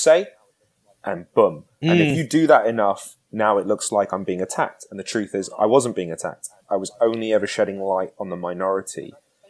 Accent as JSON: {"language": "English", "country": "United Kingdom", "tie": "born or raised there", "moved": "as an adult", "said": "I grew up in Britain"}